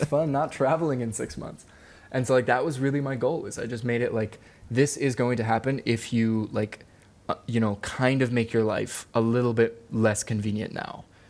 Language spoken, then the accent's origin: English; Maryland, United States; moved away as an adult; also born or lived in Wilmington, North Carolina / Hawaii; I grew up in Maryland